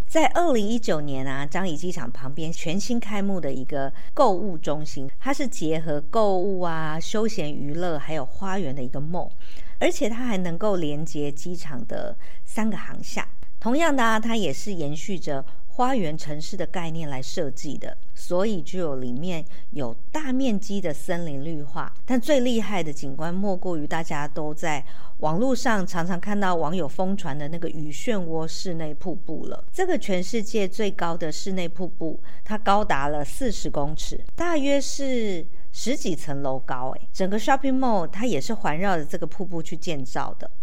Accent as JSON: {"language": "Chinese", "country": "Taiwan", "said": "其实不是只有我们台湾人很想出国"}